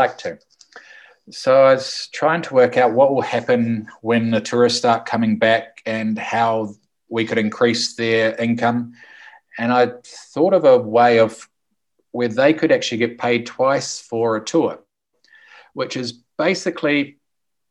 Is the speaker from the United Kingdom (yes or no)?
no; New Zealand; also born or lived in Zona Cafetera, Colombia; now in Colombia; I'm a Kiwi who from New Zealand, who lives in the paradise, which we call the Zona Cafetera in Colombia.